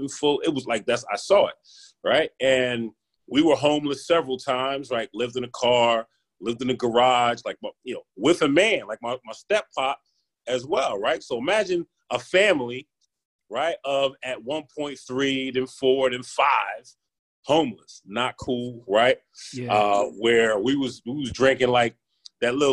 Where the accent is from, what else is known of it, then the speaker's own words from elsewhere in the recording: Philadelphia, Pennsylvania, United States; When I grew up here in the city of Philadelphia, life was real.